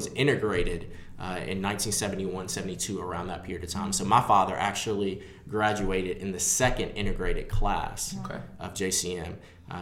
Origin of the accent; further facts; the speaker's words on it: Jackson, Tennessee, United States; I was born here in Jackson into a diverse household